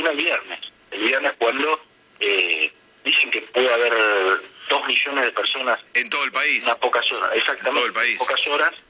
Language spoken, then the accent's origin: Spanish; Necochea, Buenos Aires Province, Argentina; Eh, yo soy de Necochea, por ejemplo, y en Necochea hay seis, siete cajeros automáticos.